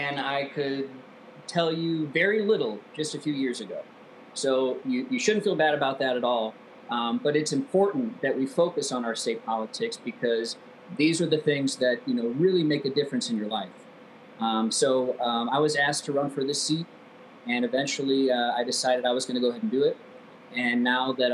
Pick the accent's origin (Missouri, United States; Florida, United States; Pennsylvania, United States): Missouri, United States; Affton; moved away as an adult; also born or lived in California; I grew up in Afton